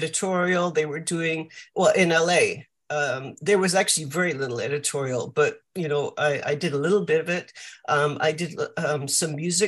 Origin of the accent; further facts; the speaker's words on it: Vancouver, British Columbia, Canada; moved away as an adult; also born or lived in California; now in London, United Kingdom; I grew up in Vancouver in Canada.